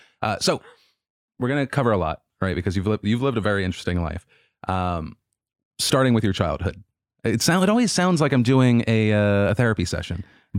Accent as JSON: {"language": "English", "town": "Asheville", "region": "North Carolina", "country": "United States", "tie": "born or raised there", "also_born_or_lived": "New York / Florida", "said": "I was born in New York. But then I moved to North Carolina and then Florida and then back to North"}